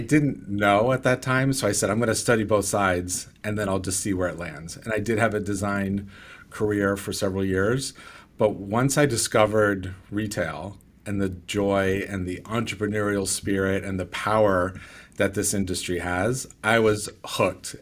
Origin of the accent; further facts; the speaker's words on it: California, United States; I'm from California